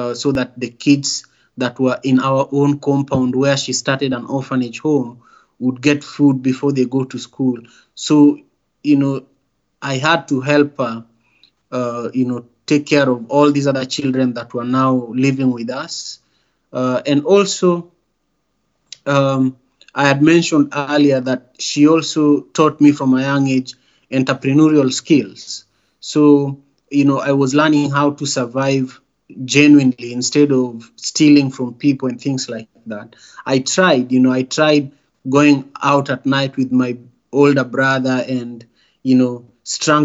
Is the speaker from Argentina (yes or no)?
no; Kisumu, Kisumu County, Kenya; moved away as an adult; also born or lived in Nairobi; now in Seattle, United States; the local hospital in Kisumu, my hometown